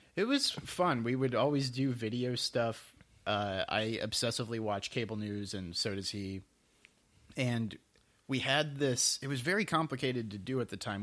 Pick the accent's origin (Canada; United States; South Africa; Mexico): United States; Sugar Land, Texas; also born or lived in Houston, Texas; I actually grew up in a suburb called Sugarland and then moved into actual Houston